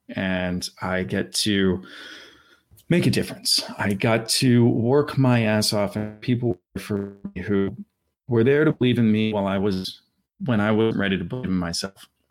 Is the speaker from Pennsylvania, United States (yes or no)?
yes; Philadelphia, Pennsylvania, United States; I'm from Center City, Philadelphia